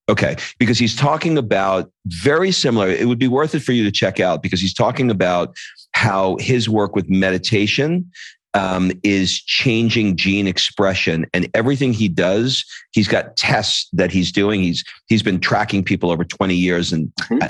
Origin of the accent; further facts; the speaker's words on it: New York City, New York, United States; moved away as an adult; also born or lived in Atlanta / Los Angeles / Italy; I grew up in New York, and then I moved to Atlanta for 25 years